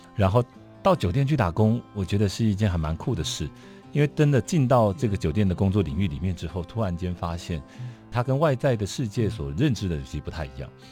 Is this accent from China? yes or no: no; Yilan County, Taiwan; moved away; also born or lived in Changhua / Tainan; 我从小就是在宜兰的乡下长大，跟了爷爷，在宜兰。呃，跟了爷爷奶奶。然后因为家里面务农